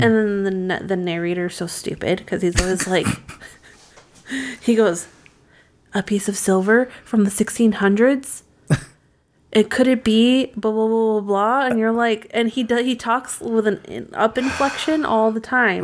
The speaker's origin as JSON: {"language": "English", "region": "Massachusetts", "country": "United States", "tie": "born or raised there", "said": "growing up in Massachusetts when I used to be outside alone for hours"}